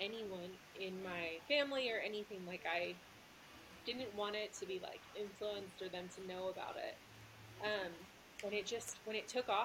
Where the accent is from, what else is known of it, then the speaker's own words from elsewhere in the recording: Texas, United States; now in Utah, United States; I'm from Texas, you know, that's, like, the big thing. So I grew up like